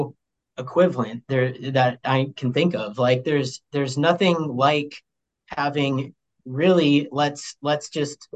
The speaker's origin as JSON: {"language": "English", "town": "Sioux Falls", "region": "South Dakota", "country": "United States", "moved": "as an adult", "lives_now": "Jamestown, United States", "said": "I'm from Sioux Falls, so, like, I'm from AA. I'm from big school, big city, South Dakota"}